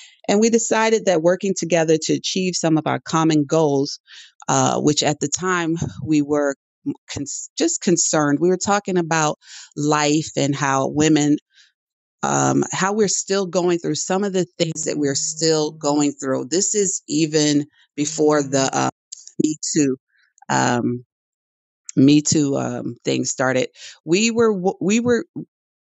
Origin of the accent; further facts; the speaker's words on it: New York City, New York, United States; I was born in the Bronx, New York, and I think I owe my writing style to where I was brought up.